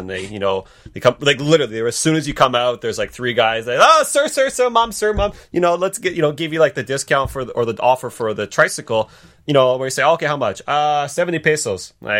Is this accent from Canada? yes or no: yes; Canada; I think as a Canadian